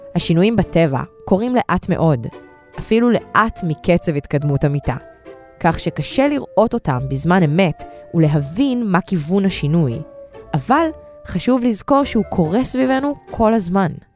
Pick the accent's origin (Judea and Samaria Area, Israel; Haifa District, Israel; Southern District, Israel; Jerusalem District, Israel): Southern District, Israel; Ashkelon; now in Ashdod, Israel; אני נולדתי באשקלון וגרה באשדוד